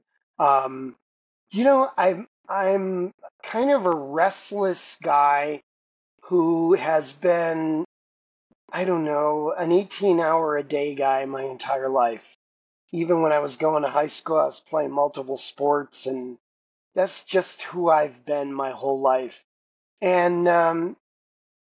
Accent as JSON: {"language": "English", "town": "Chicago", "region": "Illinois", "country": "United States", "tie": "born or raised there", "also_born_or_lived": "Los Angeles / Seattle / Toronto", "moved": "as an adult", "said": "I had two teams in my hometown. And as a result, I grew up in a neighborhood with 100 kids on my block."}